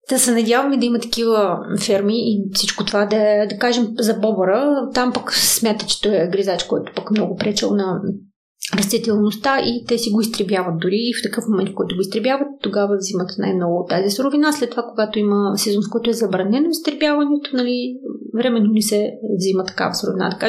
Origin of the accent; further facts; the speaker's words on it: Donetsk, Donetsk Oblast, Ukraine; born there; also born or lived in Moldova; по принцип съм бесарабска българка, етническа българка, която действително до 20